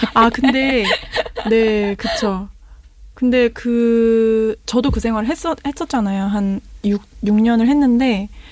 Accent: South Korea; 나는 한국인이니까

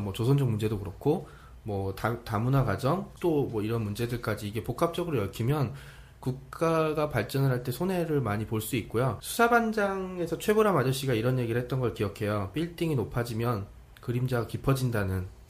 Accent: Seoul, South Korea; 저도 서울 촌놈이라고 많이 부르는데

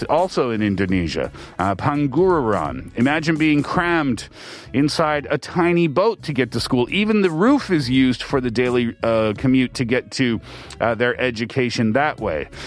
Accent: Canada; The stories that I heard, but yet growing up in Canada I never had those types of difficulties.

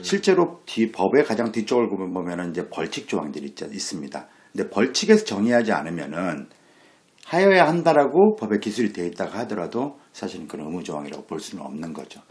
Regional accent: Daejeon, South Korea; 저도 고등학교까지 대전에서 나왔는데

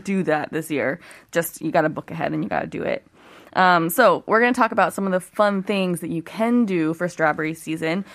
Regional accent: Ohio, United States; moved away as an adult; now in South Korea; I grew up in Ohio

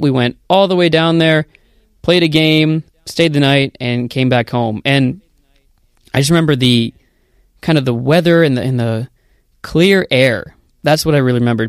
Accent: United States; moved away as an adult; also born or lived in Korea; now in South Korea; I'm originally from the United States

